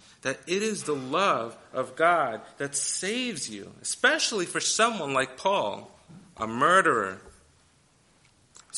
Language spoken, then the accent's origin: English; New York City, New York, United States; I grew up in New York City